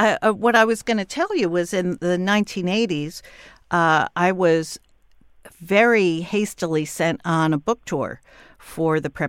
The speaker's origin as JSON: {"language": "English", "region": "New York", "country": "United States", "said": "I'm 21. I'm Ivy League educated. I come from New York."}